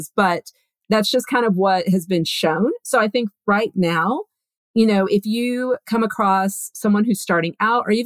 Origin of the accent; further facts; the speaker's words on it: Texas, United States; I'm from Texas, so I'm a big fan of another Texan